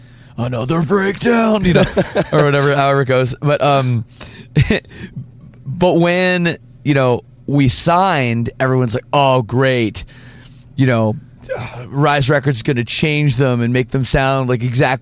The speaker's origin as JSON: {"language": "English", "region": "Ontario", "country": "Canada", "lives_now": "Windsor, Canada", "said": "I'm from Ontario"}